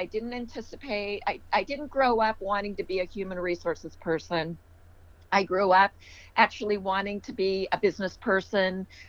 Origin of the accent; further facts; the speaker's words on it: California, United States; accent: Maryland; didn't realize that I actually spoke English with a Maryland accent growing up in California until I was a little older when people kept saying, "Where are you from?" It's like, "I'm from here."